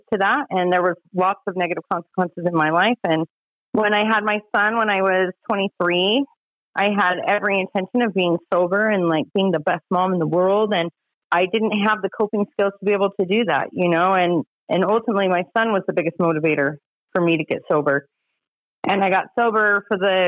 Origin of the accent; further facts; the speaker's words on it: Utah, United States; also born or lived in Bear Lake, Idaho / Magna, Utah / Holladay, Utah; I did grow up in Utah. I was born up in Bear Lake, Idaho, but I've lived in Utah since I was 3. And I grew up out in Magna until I was about 12. And then the rest of my years, I grew up in Holiday.